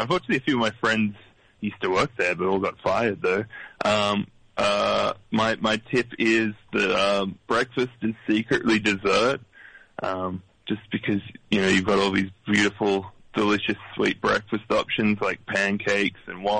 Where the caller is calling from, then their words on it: Sydney, New South Wales, Australia; Yeah, I'm calling from Sydney, Australia.